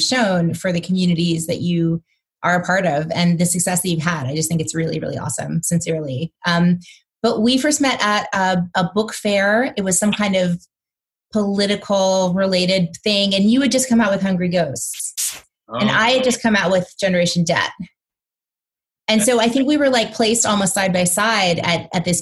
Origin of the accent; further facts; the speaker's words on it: the South, United States; I'm from the South